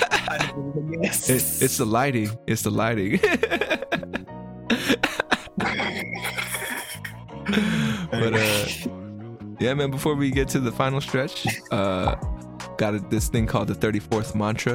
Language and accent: English; United States; we're American